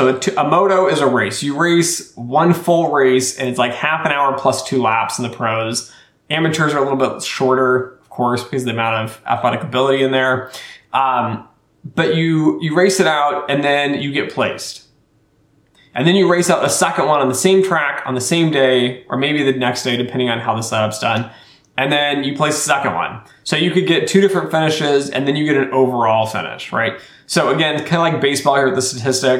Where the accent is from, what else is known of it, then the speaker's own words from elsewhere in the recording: Colorado, United States; moved away; I was born in Colorado